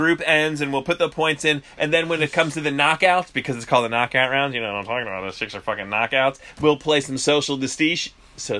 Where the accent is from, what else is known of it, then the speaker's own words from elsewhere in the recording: New Jersey, United States; I'm from New Jersey